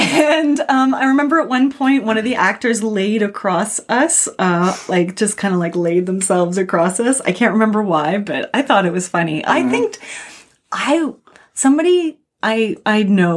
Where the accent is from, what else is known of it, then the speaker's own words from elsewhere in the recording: Alberta, Canada; moved away as an adult; also born or lived in Perth, Australia; now in Toronto, Canada; I grew up in Alberta